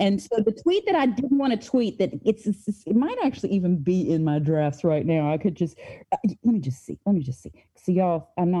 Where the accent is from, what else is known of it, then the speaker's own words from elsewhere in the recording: Appalachia, United States; the experience of living and growing up in Appalachia something special